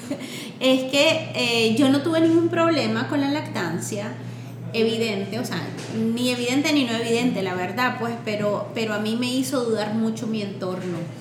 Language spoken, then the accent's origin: Spanish; Nicaragua; moved away; also born or lived in Washington, D.C.; yo vengo de Nicaragua